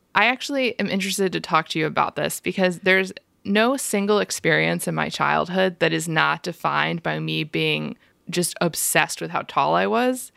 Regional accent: Tampa, Florida, United States; moved away as an adult; also born or lived in Maryland / New Jersey / New York; now in Philadelphia, United States; I was born in Maryland. I lived in New Jersey for a little bit, but I basically grew up in Tampa, Florida from second grade until I graduated from college

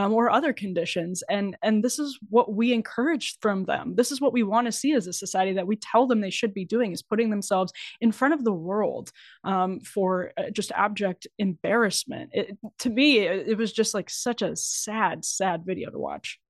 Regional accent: Wisconsin, United States; I'm from Wisconsin

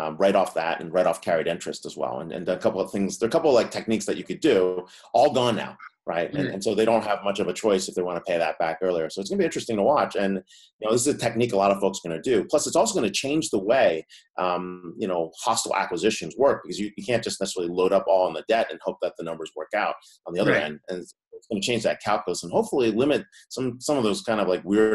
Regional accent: Allentown, Pennsylvania, United States; also born or lived in Philadelphia; I grew up in Allentown, Pennsylvania

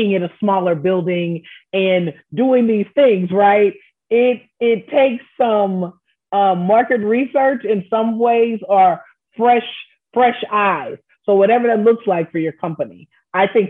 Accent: Houston, Texas, United States; I am from Houston and I grew up with James Coney Island

